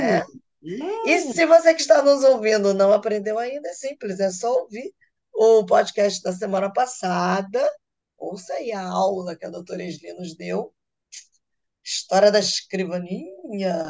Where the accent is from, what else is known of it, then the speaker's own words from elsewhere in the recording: Rio de Janeiro, Brazil; eu sou carioca